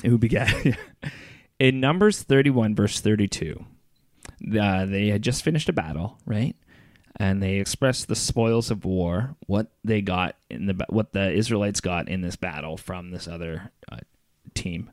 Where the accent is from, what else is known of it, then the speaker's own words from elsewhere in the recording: Brockville, Ontario, Canada; moved away; my hometown, Brockville